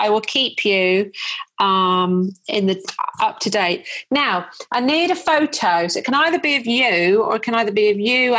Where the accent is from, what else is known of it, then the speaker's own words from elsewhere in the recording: Wokingham, South East England, United Kingdom; now in Portsmouth, United Kingdom; I was born in Wokingham.